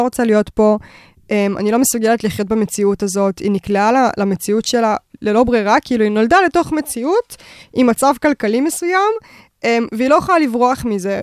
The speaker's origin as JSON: {"language": "Hebrew", "town": "Bat Yam", "region": "Tel Aviv District", "country": "Israel", "tie": "born or raised there", "said": "הילדות שלי בבת ים"}